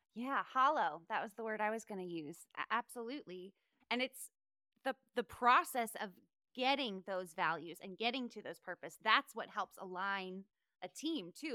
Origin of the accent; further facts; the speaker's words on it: North Carolina, United States; moved away; also born or lived in Charleston, South Carolina; I'm from North Carolina originally, born in Charleston, South Carolina.